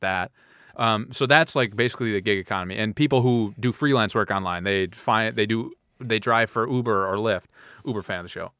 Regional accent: Midwest, United States; We're from the Midwest

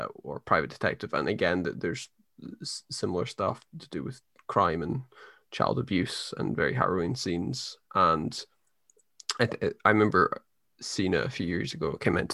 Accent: Scotland, United Kingdom; growing up in Scotland

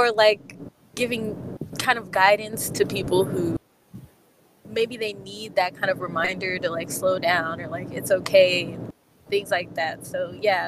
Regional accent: Nigeria; I'm Nigerian, I'm Igbo

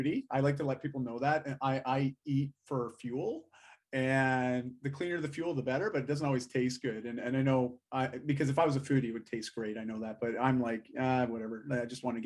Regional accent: Canada; I'm Canadian through and through.

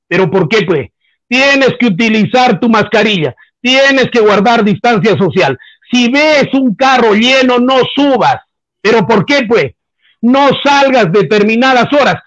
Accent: Peru; Pero yo soy peruano

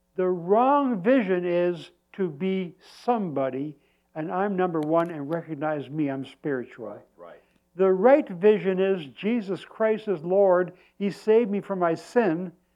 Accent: Canada; I said, Canada.

